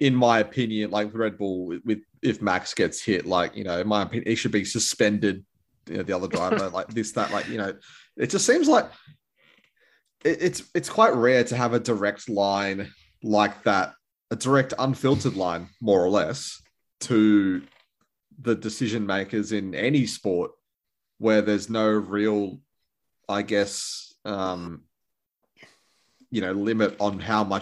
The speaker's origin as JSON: {"language": "English", "country": "Australia", "said": "as an Australian"}